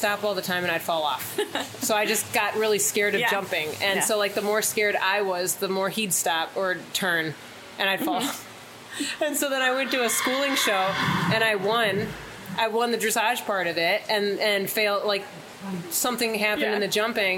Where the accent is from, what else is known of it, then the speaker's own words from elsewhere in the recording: West Bloomfield, Michigan, United States; moved away as an adult; now in Ocala, United States; I'm from Michigan